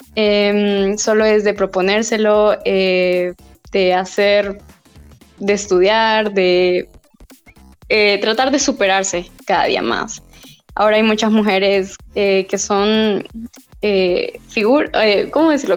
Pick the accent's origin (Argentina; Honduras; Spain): Honduras; La Esperanza, Intibucá; moved away as an adult; now in Tegucigalpa, Honduras; yo soy de la Esperanza Intibucá